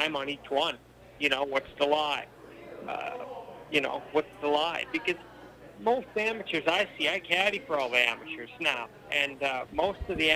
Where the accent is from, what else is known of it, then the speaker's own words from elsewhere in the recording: Regina, Saskatchewan, Canada; Regina, Saskatchewan, Canada.